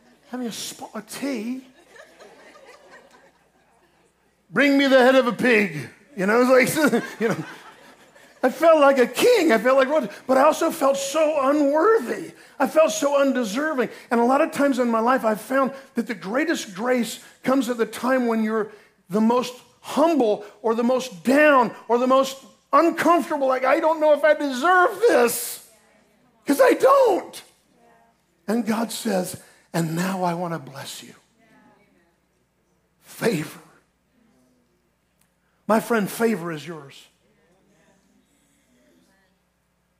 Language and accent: English; Ocala, Florida, United States; I'm from Ocala